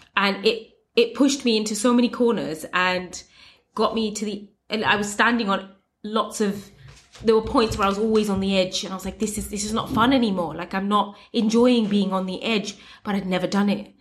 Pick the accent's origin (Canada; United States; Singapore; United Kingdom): United Kingdom; I am Muslim and I am brown and I'm Bangladeshi and I'm British